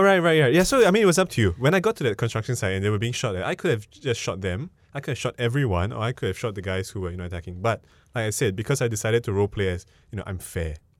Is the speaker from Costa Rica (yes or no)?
no; Singapore; I'm Singaporean